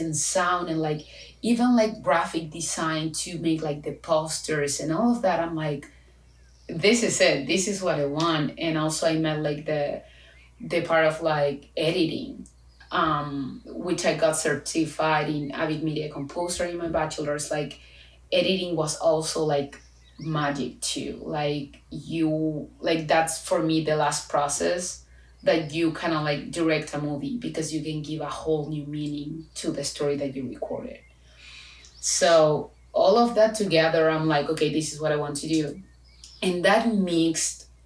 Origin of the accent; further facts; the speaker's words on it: Chile; first language Spanish; English is a second language; moved away as an adult; I am from Chile.